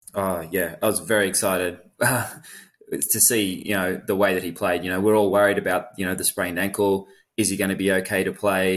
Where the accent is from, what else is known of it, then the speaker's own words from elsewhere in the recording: Australia; as a ten-year-old in Australia